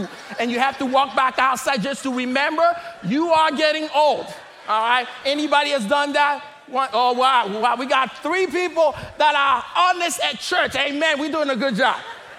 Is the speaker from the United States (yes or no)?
no; DR Congo; I am originally from the Democratic Republic of Congo.